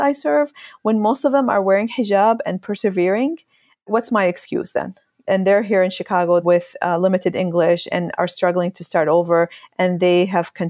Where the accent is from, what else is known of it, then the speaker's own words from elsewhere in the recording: Syria; now in United States; when I grew up in Syria, when I lived in Syria